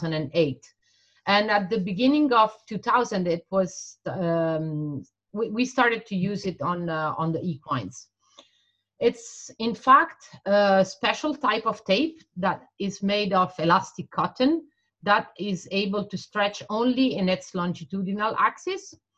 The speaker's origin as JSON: {"language": "English", "country": "Italy", "tie": "born or raised there", "said": "I grew up and worked in Italy."}